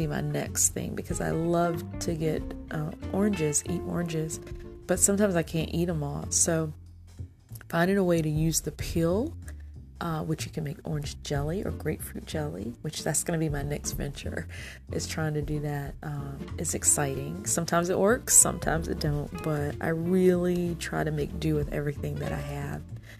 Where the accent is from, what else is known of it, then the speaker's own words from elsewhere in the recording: the South, United States; I'm from the South, and we grew up with not a lot